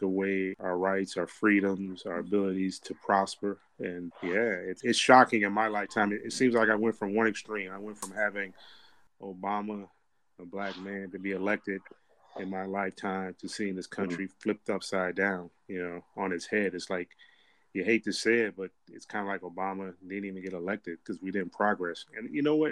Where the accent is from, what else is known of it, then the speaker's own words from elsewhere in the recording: the South, United States; when I was growing up in the South